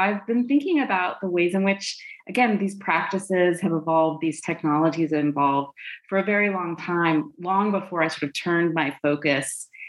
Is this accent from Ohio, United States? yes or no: no; Wyoming, United States; moved away; also born or lived in England; I'm from Wyoming, but my mom is British. And when I was in fourth grade, for example, she decided that it would be fun for me if I went to live with my aunt and uncle in England for part of the year.